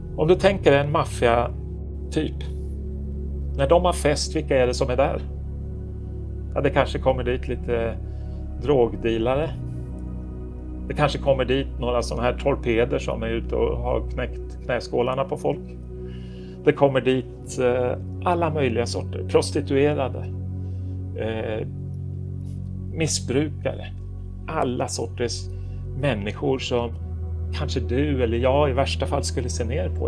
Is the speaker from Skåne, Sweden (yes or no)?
no; Stockholm, Stockholm County, Sweden; moved away as an adult; now in Oslo, Norway; jag är född och uppvuxen i Stockholm